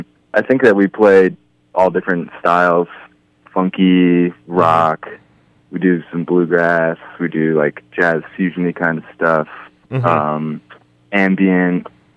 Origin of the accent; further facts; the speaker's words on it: Boston, Massachusetts, United States; We're from Boston. We've toured out to Colorado several mm-hmm. times from Boston.